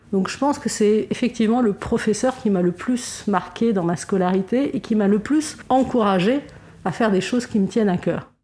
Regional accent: Lebanon; je suis née au Liban dans les années 70 et euh, comme beaucoup de Libanais, j'ai été scout

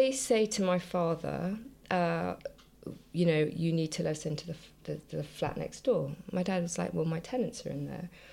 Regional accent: Jersey; when I was a kid, I grew up in Jersey

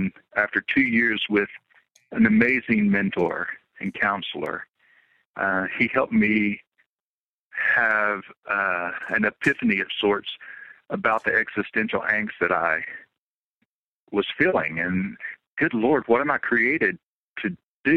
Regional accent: Appalachian Mountains, south of Nashville, Tennessee, United States; also born or lived in Tampa Bay, Florida / Franklin, Tennessee; I grew up actually in the Appalachian Mountains, south of Nashville

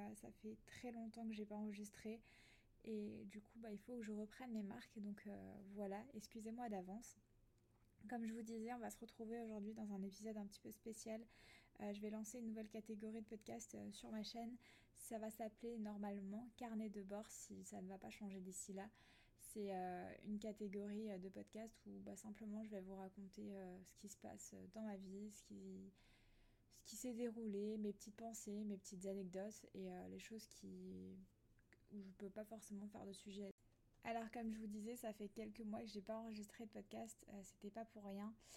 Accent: Alsace, Grand Est, France; moved away as an adult; now in near Nice, France; je suis originaire d'Alsace à la base. Et ça fait 4 ans que je vis ici

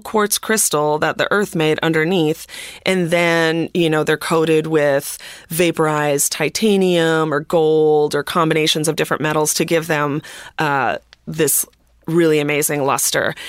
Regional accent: Minneapolis, Minnesota, United States; I grew up, I grew up in Minneapolis

